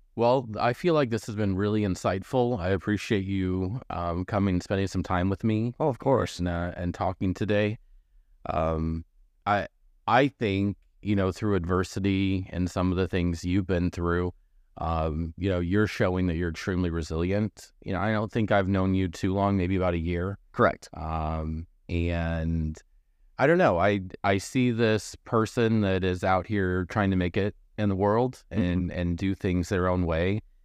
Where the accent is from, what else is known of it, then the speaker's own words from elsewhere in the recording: Missouri, United States; moved away; I grew up in Missouri, more you know, closer to a metropolitan area.